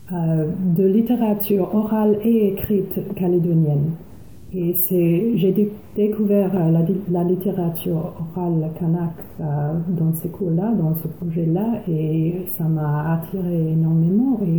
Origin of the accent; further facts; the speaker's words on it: Auckland, New Zealand; French is a second language; also born or lived in Coatesville; je suis née à Tamaki Makaurau, à Auckland.